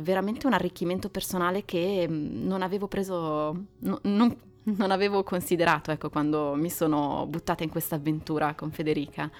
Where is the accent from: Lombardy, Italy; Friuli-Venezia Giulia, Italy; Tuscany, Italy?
Lombardy, Italy; Milan; moved away as an adult; now in Varese, Italy; io vivo a Varese ormai da 13 anni, sono di Milano